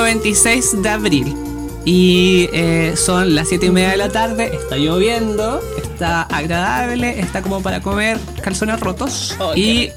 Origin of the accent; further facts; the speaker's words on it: Chiguayante, Biobío, Chile; soy de Chivayante